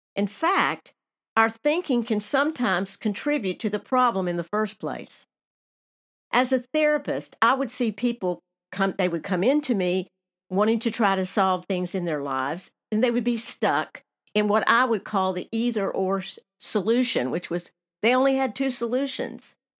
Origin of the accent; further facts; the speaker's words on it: Nashville, Tennessee, United States; moved away; also born or lived in Alaska; my hometown of Nashville, Tennessee